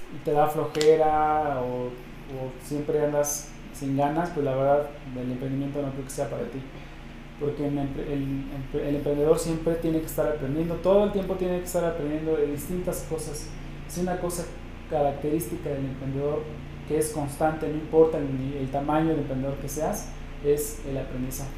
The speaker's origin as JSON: {"language": "Spanish", "country": "Mexico", "said": "como latinoamericanos y como mexicanos"}